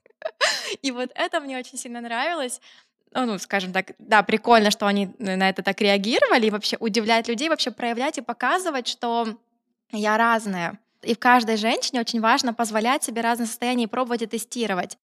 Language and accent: Russian; Kryvyi Rih, Dnipropetrovsk Oblast, Ukraine; moved away as an adult; also born or lived in Kyiv; я самородом родом из Кривого Рога